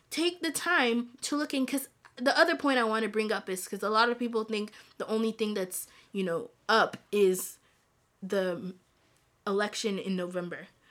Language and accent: English; DR Congo; also born or lived in Rwanda; I'm from Congo, the Democratic Republic of Congo, hey, hey, and hey. I'm also from Rwanda